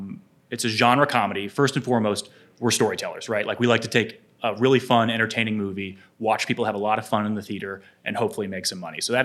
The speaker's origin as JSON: {"language": "English", "country": "United States", "tie": "born or raised there", "said": "growing up in the United States"}